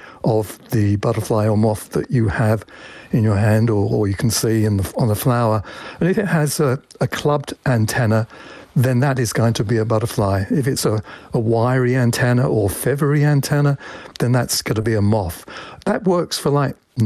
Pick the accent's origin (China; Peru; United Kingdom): United Kingdom; England; moved away as an adult; now in United States; I was 8 years old, and as you can probably tell from my accent, I used to live in England